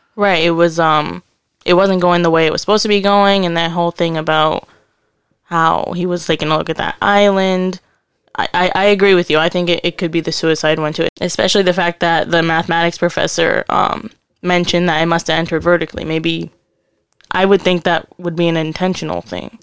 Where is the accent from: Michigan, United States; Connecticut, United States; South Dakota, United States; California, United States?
Connecticut, United States; we're from Connecticut.